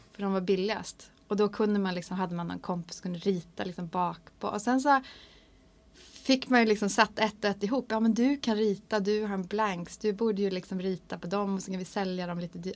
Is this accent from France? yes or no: no; Hardangerfjord, Vestland, Norway; first language Norwegian; Swedish is a second language; moved away as an adult; now in Sweden; det är nära där som jag växte upp. Som heter mm. Folgefonna inne i Hardangerfjorden